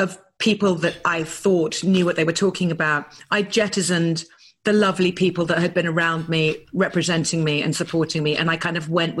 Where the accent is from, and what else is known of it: United Kingdom; now in Malibu, United States